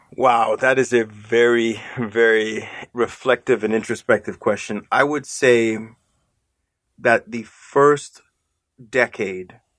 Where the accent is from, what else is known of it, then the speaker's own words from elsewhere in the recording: Nigeria; moved away; I'm Nigerian, you know, by birth